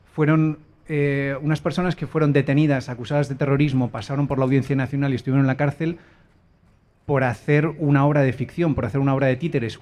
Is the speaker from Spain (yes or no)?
yes; Spain; el coprotagonista, que soy yo, era español